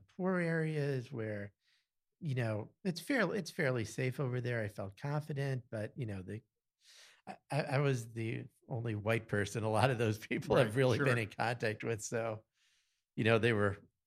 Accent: Easton, Pennsylvania, United States; also born or lived in Carbondale, Pennsylvania / Lock Haven, Pennsylvania; I'm pretty much from Easton. We've lived here since I was 7 years old

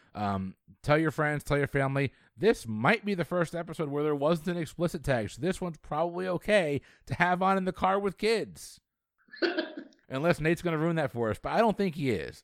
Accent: Florida, United States; it's my hometown

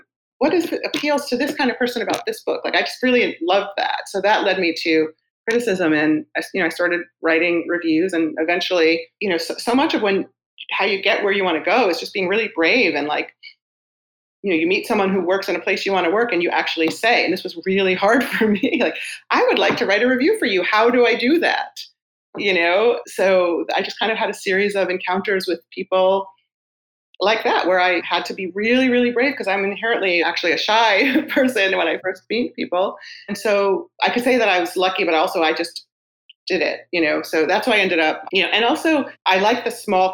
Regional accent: New York City, New York, United States; I grew up in Queens in a book loving house

